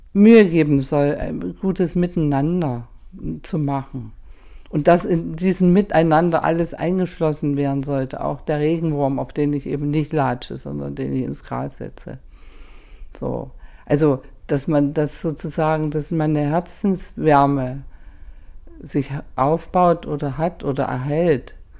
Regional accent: Germany; ich komme aus der DDR

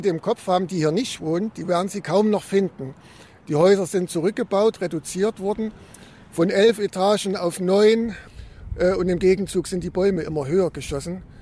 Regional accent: Chemnitz, Saxony, Germany; born there; Ich bin in Kammerstadt noch geboren

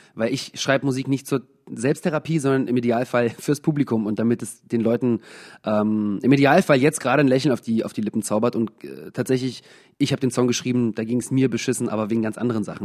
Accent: Germany; moved away; also born or lived in England; in Deutschland äh, ohne Akzent aufgewachsen

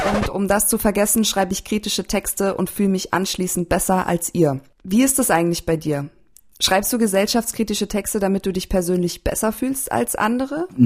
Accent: Landshut, Bavaria, Germany; moved away as an adult; also born or lived in Berlin; now in Leipzig, Germany; Ich bin aus, ich bin in Landshut aufgewachsen

